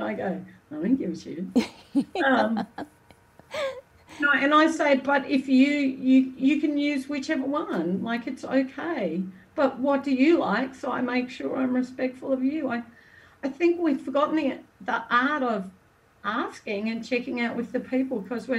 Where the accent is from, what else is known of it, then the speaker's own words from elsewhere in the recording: Australia; I use mate as an Aussie